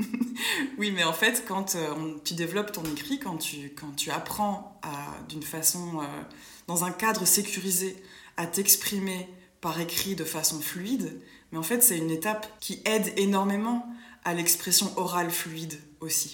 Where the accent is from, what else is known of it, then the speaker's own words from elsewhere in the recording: Brussels, Brussels-Capital Region, Belgium; je suis d'origine euh, belge. Donc, je suis née à Bruxelles